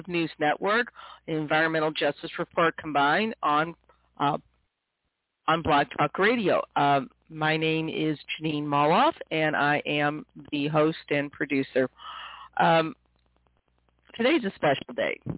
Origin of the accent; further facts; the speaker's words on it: St. Louis, Missouri, United States; I grew up in the Midwest, in St. Louis, Missouri